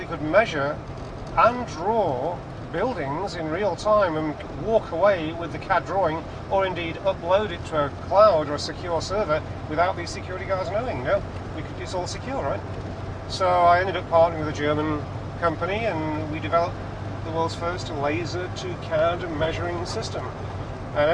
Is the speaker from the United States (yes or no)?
no; England, United Kingdom; which wasn't the place to be as an Englishman.